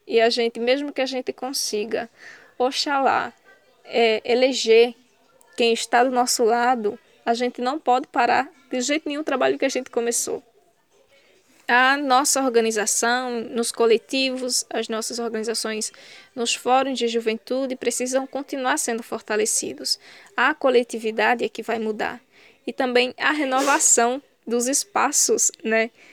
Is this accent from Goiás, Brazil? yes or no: no; Ouricuri, Pernambuco, Brazil; Eu sou do sertão do Araripe, da cidade de Oricuri, uma comunidade de uma comunidade rural chamada Sítio Lagoa do Pau Ferro